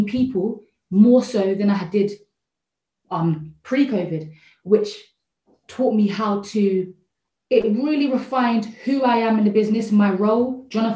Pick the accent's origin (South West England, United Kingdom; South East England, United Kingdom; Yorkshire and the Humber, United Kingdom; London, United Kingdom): London, United Kingdom; Croydon; I'm from South London, Croydon